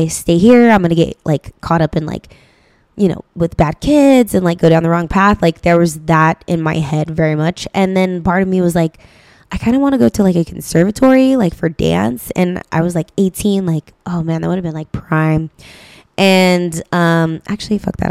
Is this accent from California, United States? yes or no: yes; Stockton, California, United States; I grew up in Stockton